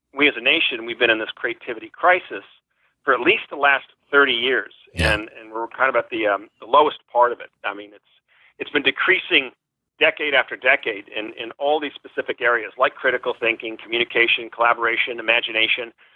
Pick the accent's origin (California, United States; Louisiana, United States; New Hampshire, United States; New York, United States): California, United States; Newport Beach; moved away as an adult; also born or lived in Wellesley, Massachusetts; now in San Diego, United States; I grew up in Newport Beach, California